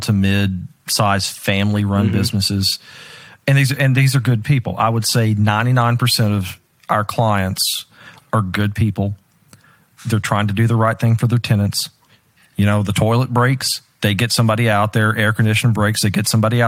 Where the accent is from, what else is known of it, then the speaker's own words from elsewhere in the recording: Dallas, Texas, United States; I'm from the DFW area